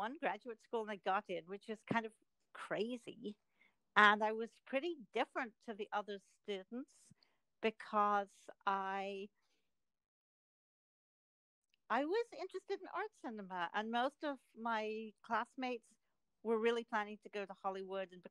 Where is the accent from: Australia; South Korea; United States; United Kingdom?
United Kingdom; Edinburgh, Scotland; moved away; I grew up in Scotland, in Edinburgh